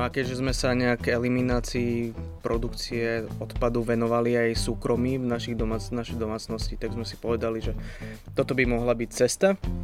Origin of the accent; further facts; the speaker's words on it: Bratislava, Bratislava Region, Slovakia; moved away as an adult; now in Trenčín, Slovakia; ja som z Bratislavy